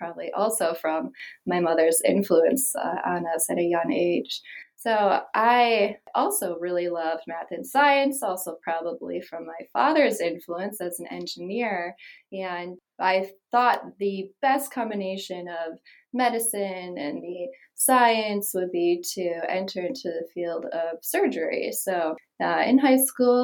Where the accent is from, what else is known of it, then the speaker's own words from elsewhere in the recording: outside of Milwaukee, Wisconsin, United States; now in Las Vegas, United States; I grew up in Wisconsin, outside of Milwaukee.